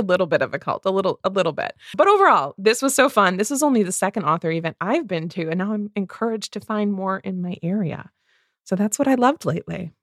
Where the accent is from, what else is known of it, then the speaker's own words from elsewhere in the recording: Midwest, United States; two Midwest movie readers